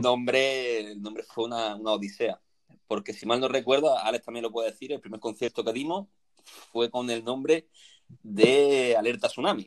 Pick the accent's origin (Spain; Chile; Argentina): Spain; Granada, Andalusia; moved away as an adult; now in Málaga, Spain; soy natural de Granada, vine a Málaga por motivos laborales